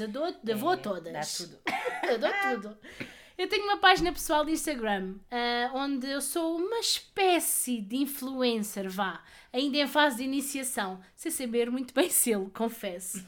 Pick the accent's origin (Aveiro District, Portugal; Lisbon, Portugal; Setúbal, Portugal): Setúbal, Portugal; Palmela; tenho 33 anos e sou de Palmela